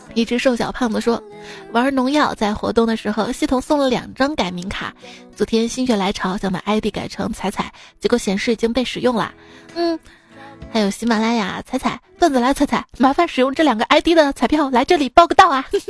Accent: Xi'an, Shaanxi, China; 作为一个西安人，我也没，没上过钟楼

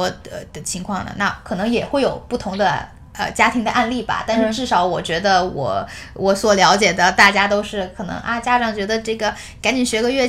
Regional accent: China; now in United States; 到哪儿都是我们就是中国人

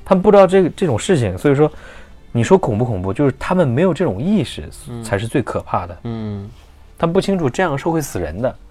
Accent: Hunan, China; moved away; 因为我们湖南那边的话特别严，包， 像高中啊、初中， 初中松一点儿，高中我们那边是封闭式教育

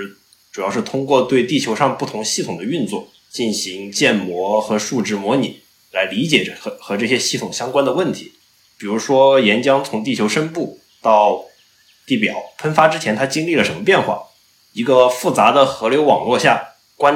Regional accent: Sichuan, China; born there; 然后因为我是四川出生的嘛，然后四川那边也有很多像呃海螺沟啊、四姑娘山的这些非常壮美的这种地质的景观

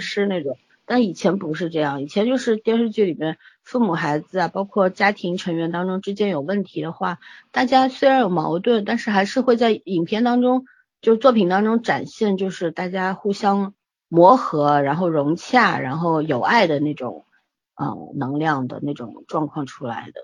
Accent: China; 我们中国人

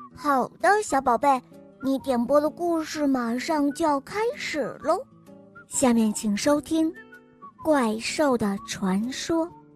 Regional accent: Harbin, Heilongjiang, China; 我六岁了，我来自美丽的哈尔滨

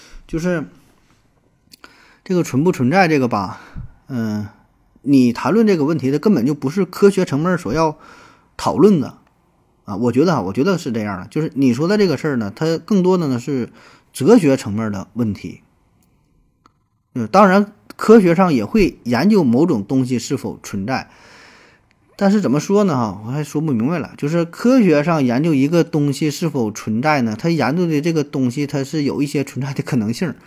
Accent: China; 就我们中国人绝大多数人的头发都是黑色的

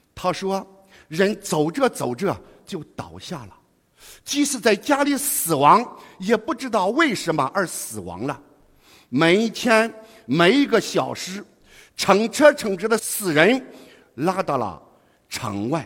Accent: foot of Wangwu Mountain, Henan, China; moved away as an adult; now in Guangzhou, China; 我出生于王屋山脚下

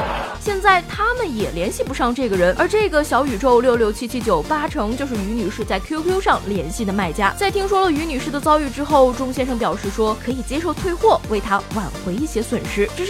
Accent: China; 我们中国人会输吗？

